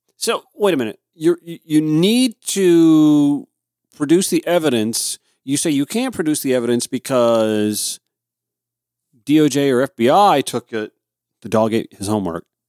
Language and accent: English; Augusta, Georgia, United States; moved away; also born or lived in South Carolina coast; my hometown, Augusta